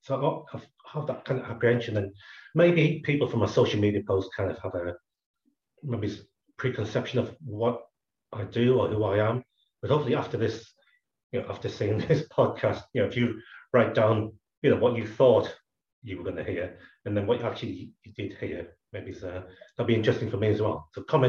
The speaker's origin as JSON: {"language": "English", "region": "Scotland", "country": "United Kingdom", "tie": "born there", "said": "So my parents came across from Hong Kong in the 60s, and I was born in Scotland."}